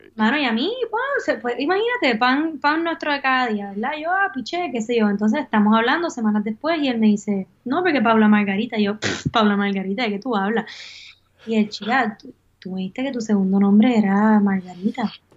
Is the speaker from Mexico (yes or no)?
no; Puerto Rico; moved away as an adult; also born or lived in Miami / Prague; Es momento de regresar a Puerto Rico